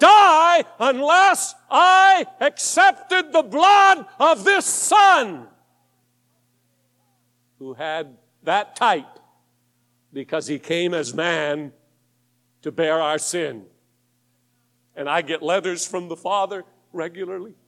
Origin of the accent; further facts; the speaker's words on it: Tacoma, Washington, United States; I was born in Tacoma, Washington. Up in the Northwest